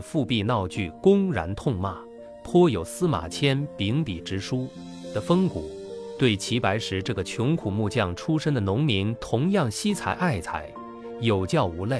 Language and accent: Chinese; Jingdezhen, Jiangxi, China; 相当生动传神，与我家乡景德镇的传统瓷板人物肖像画有异曲同工之妙。